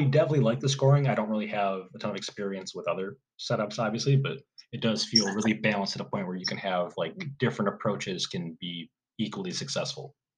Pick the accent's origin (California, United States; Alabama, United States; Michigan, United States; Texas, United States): Michigan, United States; I'm from Michigan.